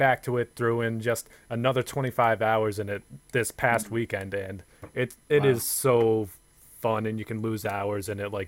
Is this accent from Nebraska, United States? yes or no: no; Boston, Massachusetts, United States; it because we're from Boston, Zach?